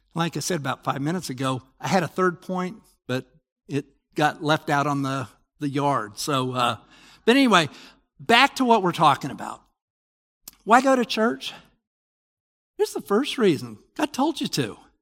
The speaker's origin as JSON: {"language": "English", "town": "Salt Lake City", "region": "Utah", "country": "United States", "tie": "born or raised there", "said": "I grew up in Salt Lake."}